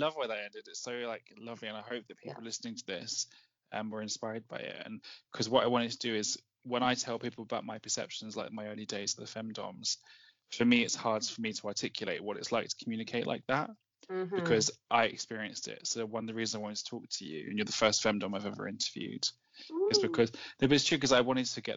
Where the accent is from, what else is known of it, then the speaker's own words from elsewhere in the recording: United Kingdom; I'm so British